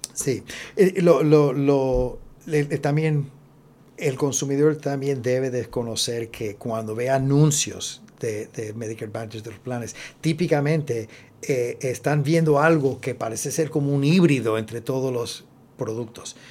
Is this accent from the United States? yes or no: yes; Texas, United States; moved away as an adult; also born or lived in Mexico / Austin, Texas; now in Puerto Rico; yo nací en México, pero me crié en Texas. Ah, y vine de Austin, directo a la universidad